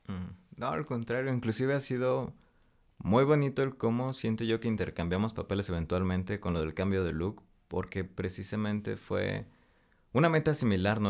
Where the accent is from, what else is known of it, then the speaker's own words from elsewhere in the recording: Monterrey, Nuevo León, Mexico; moved away as an adult; now in Mexico City, Mexico; soy regio